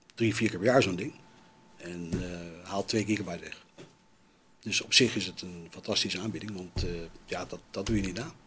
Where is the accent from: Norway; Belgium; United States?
United States; now in Netherlands; bij ons in Amerika